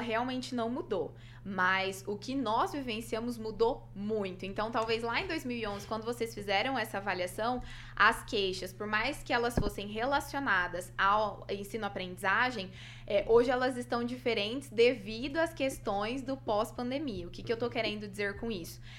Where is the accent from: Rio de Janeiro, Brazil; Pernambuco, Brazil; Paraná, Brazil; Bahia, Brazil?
Paraná, Brazil; Cianorte; also born or lived in Maringá; saí de casa, vim morar sozinha, né? Eu sou de Cianorte.